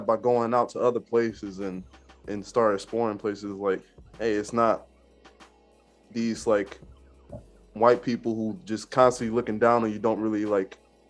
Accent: Michigan, United States; also born or lived in North Carolina; I was born in North Carolina, but most of my years is in Michigan.

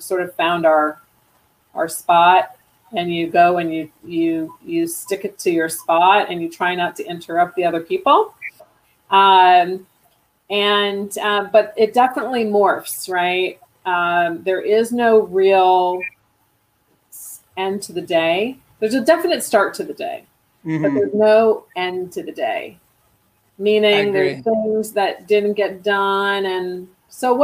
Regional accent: Rochester, New York, United States; accent: East Coast; I actually grew up in Western New York, Rochester

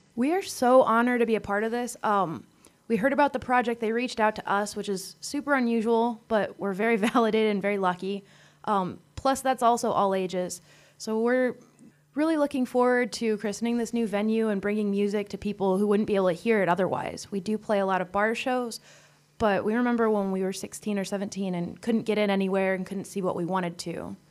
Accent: Detroit, Michigan, United States; now in Fort Wayne, United States; Well, I'm originally from Detroit

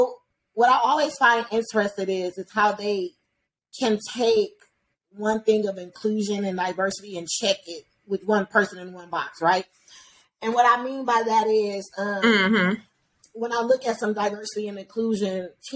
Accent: Detroit, Michigan, United States; We both from Detroit. Right? We both from Detroit. I grew up on Snowden.

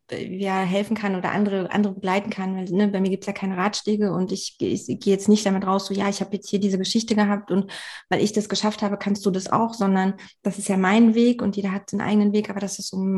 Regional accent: Saxony-Anhalt, Germany; ich habe äh, meine Heimat aber eigentlich in der Magdeburger Bördene.

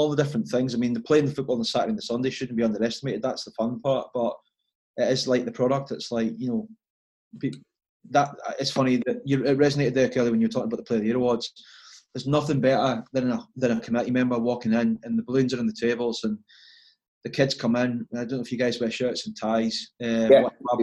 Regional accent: Berwick-upon-Tweed, North East England, United Kingdom; I was born in Berwick in Castle Hills, so I know what it's like to live in Berwick, and I know what people in Berwick are like

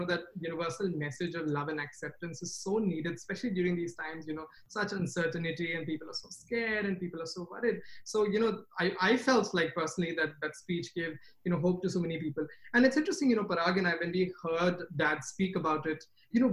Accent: India; moved away as an adult; now in United States; When I was in India, I grew up in India

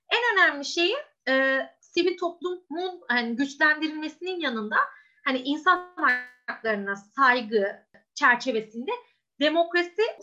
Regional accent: Istanbul, Turkey; born there; 1993 İstanbul doğumluyum.

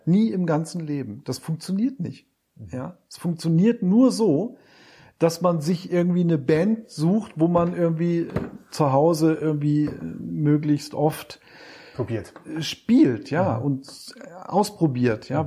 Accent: Wolfsburg, Lower Saxony, Germany; bin ich von Wolfsburg, wo ich herkomme, nach Hamburg getrennt

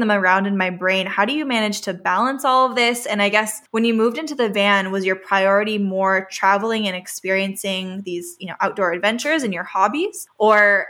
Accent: California, United States; also born or lived in Vancouver; I was born and raised in California, which is on the West Coast

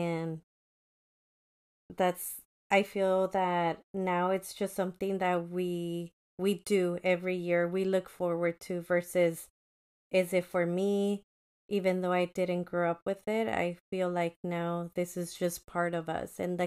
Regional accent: Mexico; moved away; I feel like I was born in Mexico. This is part of me.

